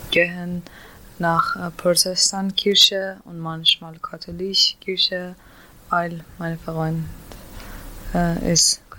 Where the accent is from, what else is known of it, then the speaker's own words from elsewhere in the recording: Iran; German is a second language; moved away as an adult; now in Germany; Uh, ich komme aus dem Iran mit meinem Mann. Äh, und wir sind in Deutschland fast ein Jahr.